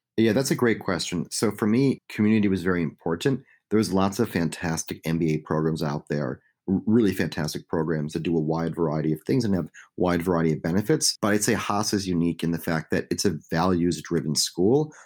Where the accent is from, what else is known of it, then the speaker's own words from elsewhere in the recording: Chicago, Illinois, United States; a young kid growing up in Chicago